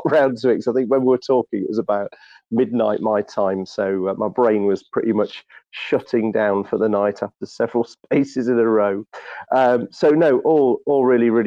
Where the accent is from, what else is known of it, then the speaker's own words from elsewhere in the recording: United Kingdom; I'm being British